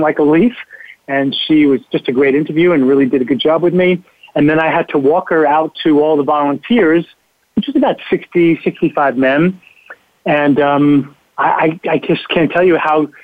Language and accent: English; New York City, New York, United States; I grew up in New York City in the 50s, and everybody was a mentor